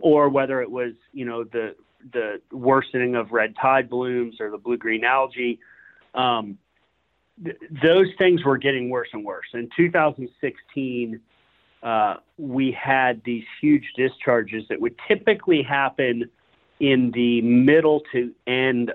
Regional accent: Sanibel, Florida, United States; born and raised in Southwest Florida, I grew up on Sanibel Island

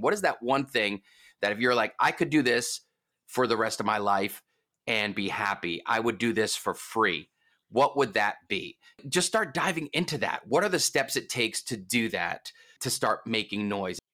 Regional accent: East Coast, United States; I'm from the East Coast.

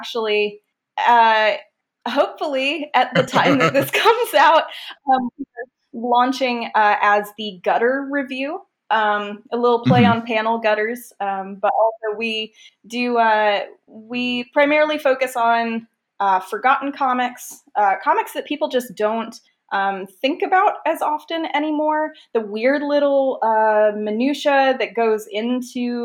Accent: United States; I'm American

